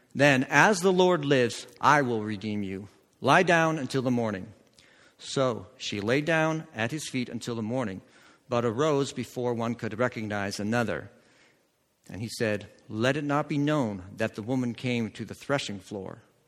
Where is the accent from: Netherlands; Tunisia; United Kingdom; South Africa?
Netherlands; I grew up in Holland